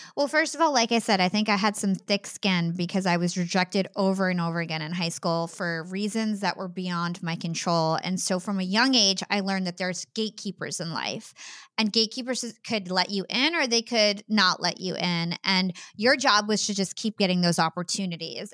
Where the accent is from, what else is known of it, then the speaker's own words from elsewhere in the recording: New Jersey, United States; also born or lived in Brooklyn, New York; my family, we are from New Jersey